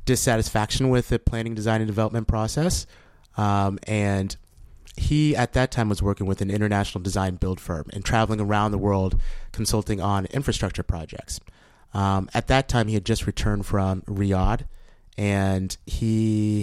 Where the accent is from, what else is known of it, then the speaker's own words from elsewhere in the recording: Kansas City, Kansas, United States; moved away; also born or lived in New Orleans / Washington, D.C.; my hometown of Kansas City.